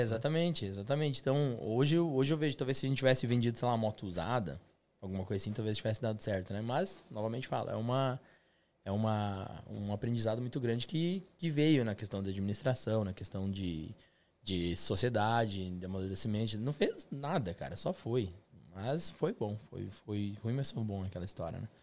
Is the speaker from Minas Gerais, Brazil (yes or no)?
no; São Miguel do Oeste, Santa Catarina, Brazil; moved away as an adult; also born or lived in Curitiba, Brazil; now in London, United Kingdom; Nasci em São Miguel do Oeste, Santa Catarina, interior de, de Santa Catarina, lá perto da Argentina